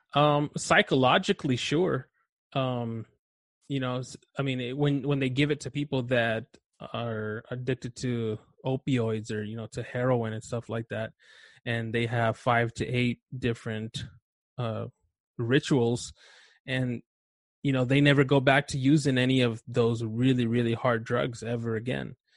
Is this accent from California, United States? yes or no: yes; Los Angeles, California, United States; also born or lived in Chihuahua, Mexico; I grew up in Los Angeles, um, East